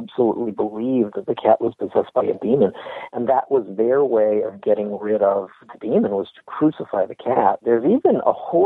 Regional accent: United States; as an American

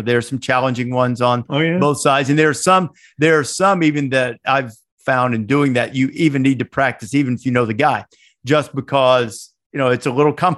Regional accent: Northwest Alabama, United States; I grew up in Northwest Alabama

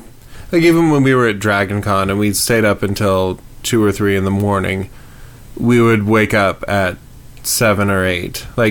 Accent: Prescott, Arizona, United States; moved away as an adult; also born or lived in Los Angeles, California; I grew up in Prescott from, like, 7 to 17, which was the formative years, I kind of feel like. And then, I don't know, I got stomped by life in California, in Los Angeles.

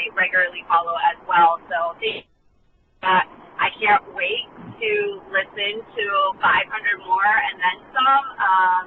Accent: San Marcos, California, United States; I'm from San Marcos, California

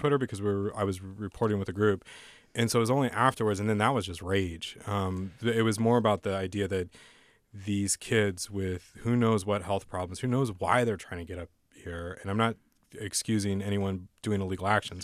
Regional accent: San Diego, California, United States; when I was growing up in San Diego

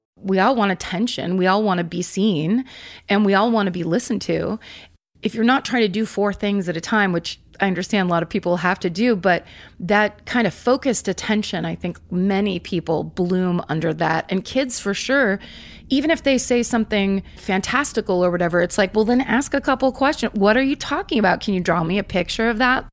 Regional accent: Northern California, United States; also born or lived in San Francisco; I'm from Northern California. I was born in San Francisco

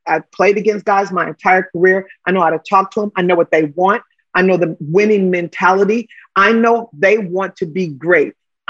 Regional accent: Los Angeles, California, United States; I'm a kid from Watts.

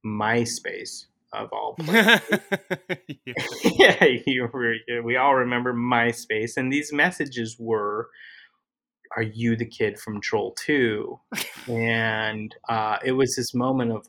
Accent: Utah, United States; moved away as an adult; now in Los Angeles, United States; I grew up in Utah.

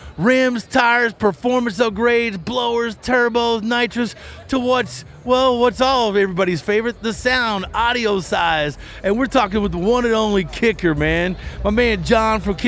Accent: Kentucky, United States; I'm from Kentucky

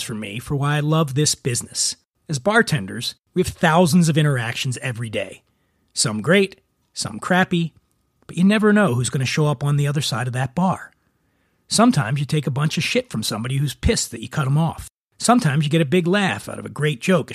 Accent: Philadelphia, Pennsylvania, United States; I grew up on the East Coast from Philadelphia.

